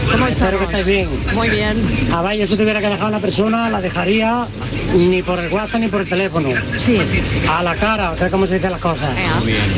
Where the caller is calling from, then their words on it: Seville, Andalusia, Spain; Así que nada, Buenas tardes, muchos besitos. … de Sevilla.